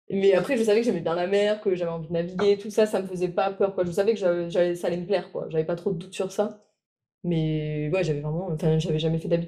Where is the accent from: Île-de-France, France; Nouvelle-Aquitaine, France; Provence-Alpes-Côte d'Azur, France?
Provence-Alpes-Côte d'Azur, France; Roquebrune-Cap-Martin; also born or lived in Grenoble; euh, je viens du sud de la France, à Roquepointe-Cap-Martin, et on est tous les trois en école d'ingénieur à Grenoble.